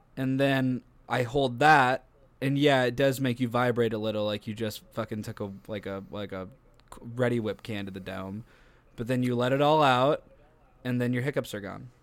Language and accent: English; Canton, Illinois, United States; we were from Canton, Illinois